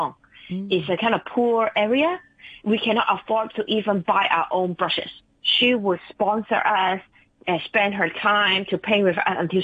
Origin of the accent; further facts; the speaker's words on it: Stanley, Hong Kong; I grew up in Stanley Village, everybody looked like this